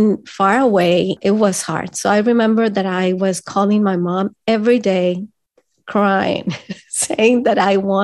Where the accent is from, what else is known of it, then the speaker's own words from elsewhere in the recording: El Salvador; English is a second language; moved away as an adult; now in Canada; I come from El Salvador.